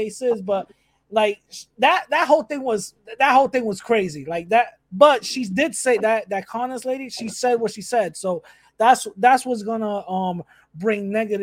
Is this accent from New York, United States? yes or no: yes; New York City, New York, United States; I'm from the Bronx